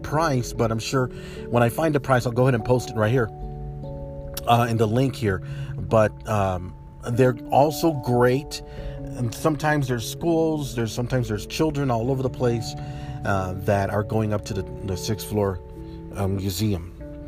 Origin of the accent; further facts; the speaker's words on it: El Paso, Texas, United States; I'm from El Paso, and it's a dry heat over there